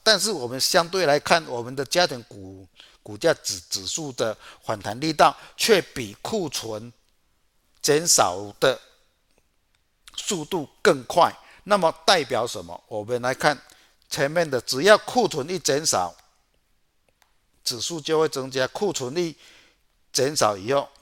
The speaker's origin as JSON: {"language": "Chinese", "town": "Chiayi", "country": "Taiwan", "said": "我是嘉义的"}